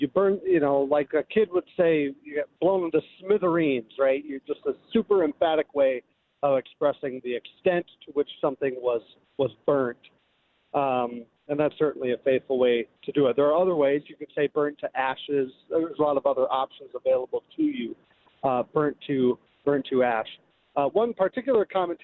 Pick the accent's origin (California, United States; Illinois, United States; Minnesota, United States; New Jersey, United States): Minnesota, United States; I grew up in Minnesota